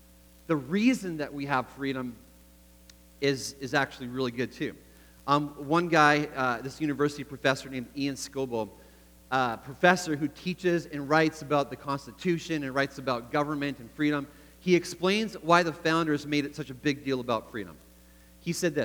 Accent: Canada; moved away as an adult; now in United States; I grew up in Canada, like Eric talked about a little bit. I was born in the U.S., but spent most of my life in Canada, and then 10 years ago moved back to the U.S.

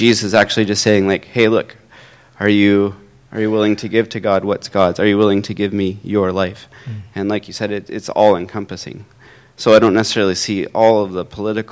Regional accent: United States; now in Canada; I grew up in the States

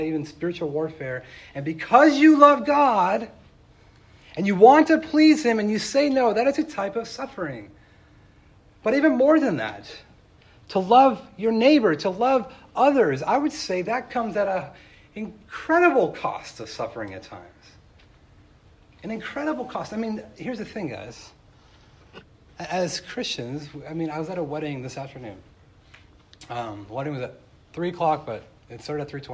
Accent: Tehachapi, California, United States; moved away; also born or lived in Chicago; I made friends in my hometown of Tehachapi, California, and I left

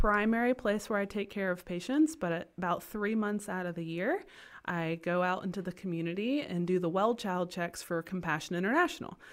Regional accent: Kinston, North Carolina, United States; moved away as an adult; also born or lived in Chapel Hill, North Carolina / Greenville, North Carolina; now in Potosi, Bolivia; I was born and raised in Kinston, North Carolina

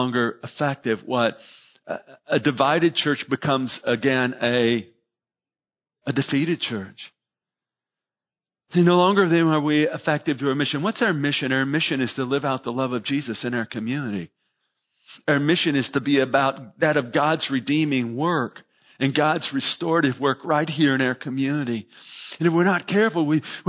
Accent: United States; We're Christians who happen to be Americans

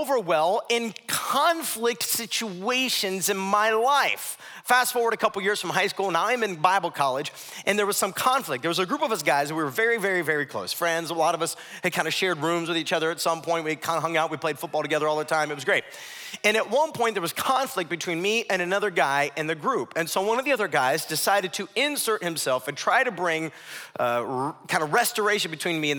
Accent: Ohio, United States; moved away; My wife, my mom, we're from Ohio

